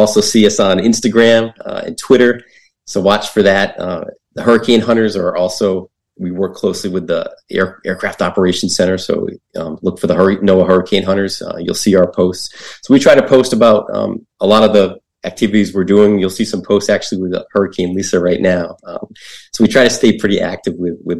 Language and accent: English; New England, United States; I grew up in New England